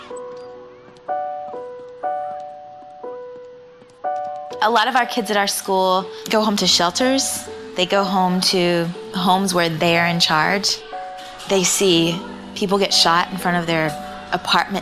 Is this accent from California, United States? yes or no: no; Georgia, United States; born or raised there